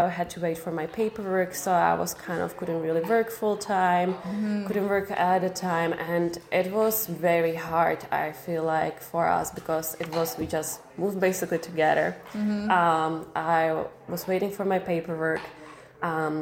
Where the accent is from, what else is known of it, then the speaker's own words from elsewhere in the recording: Czechia; moved away as an adult; now in Vancouver Island, Canada; I came here from Czech Republic